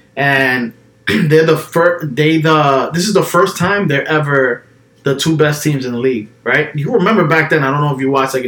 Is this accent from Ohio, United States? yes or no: no; New York City, New York, United States; I grew up in the Bronx